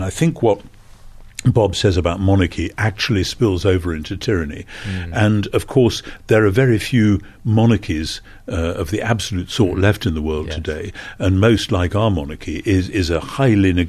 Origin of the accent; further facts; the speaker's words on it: United Kingdom; as a Brit